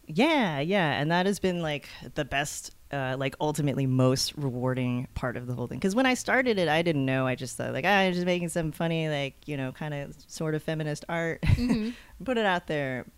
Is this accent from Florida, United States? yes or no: no; Texas, United States; I grew up in Texas